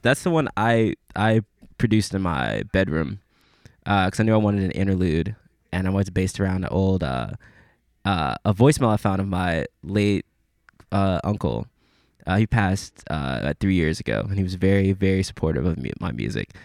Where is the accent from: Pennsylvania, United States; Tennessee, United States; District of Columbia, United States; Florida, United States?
Tennessee, United States; Memphis; I'm from Memphis.